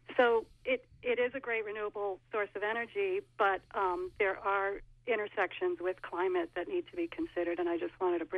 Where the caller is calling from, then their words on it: Franklin, Maine, United States; This is …. I'm calling from Franklin